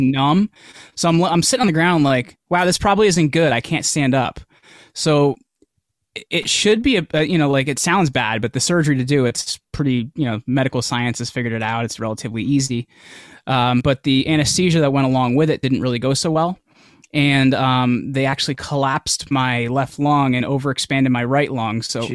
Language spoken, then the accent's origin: English; New Jersey, United States; I'm from New Jersey